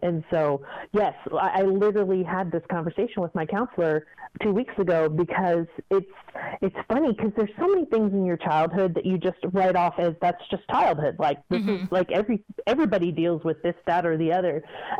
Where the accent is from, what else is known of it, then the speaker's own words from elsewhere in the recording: Kentucky, United States; also born or lived in Fort Lauderdale; I didn't mind being, you know, from Kentucky and all of that, but I just did not want to be, people put things on you without actually knowing you.